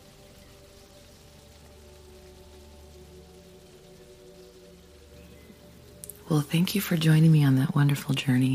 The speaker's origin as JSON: {"language": "English", "region": "Idaho", "country": "United States", "tie": "born or raised there", "moved": "yes", "said": "I grew up in Idaho"}